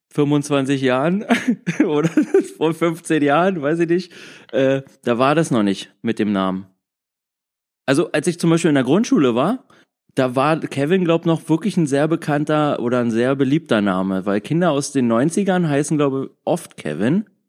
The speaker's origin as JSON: {"language": "German", "town": "Frankfurt", "region": "Hesse", "country": "Germany", "moved": "yes", "lives_now": "Berlin, Germany", "said": "ursprünglich komme ich aus Frankfurt"}